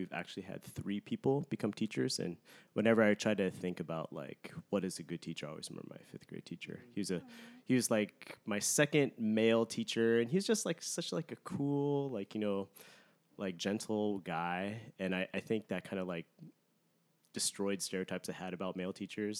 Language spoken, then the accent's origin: English; Kent, Washington, United States; also born or lived in Oakland, California; I grew up here in Washington State. I was born in Oakland, but I went to a public school in a suburb south of Seattle called Kent